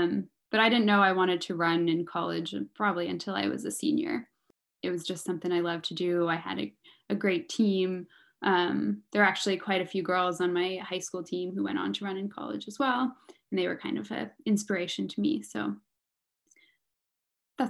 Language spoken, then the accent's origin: English; Mountain View, California, United States; I'm from the Bay Area. I grew up in Mountain View, California, which is, you know, like 45 minutes south of San Francisco